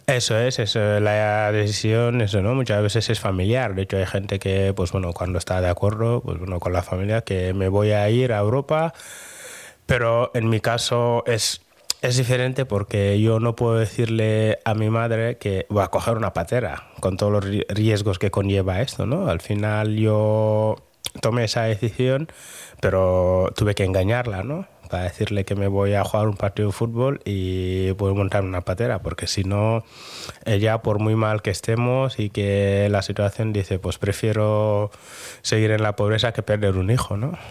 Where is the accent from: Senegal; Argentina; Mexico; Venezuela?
Senegal; Dakar; now in Bilbao, Spain; yo soy de Dakar